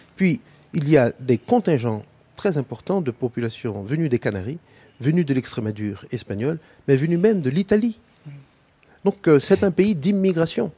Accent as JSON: {"language": "French", "country": "Haiti", "said": "en tant qu'haïtien"}